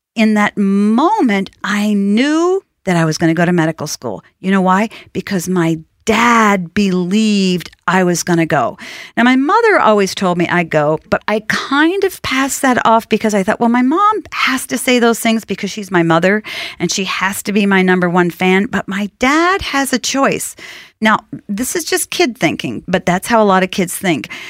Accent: outside of Boston, Massachusetts, United States; I grew up outside of Boston

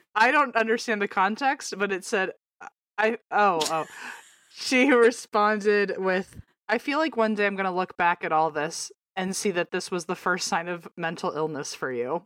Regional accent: Virginia, United States; born or raised there; moved away

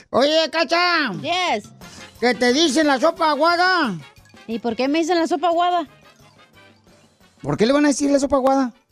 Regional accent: Jalisco, Mexico; Soy de Jalisco, pero soy más machín ring que cualquier eh, ring de troca.

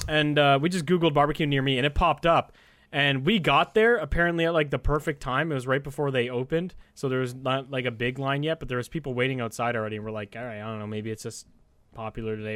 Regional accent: Canada; me being Canadian

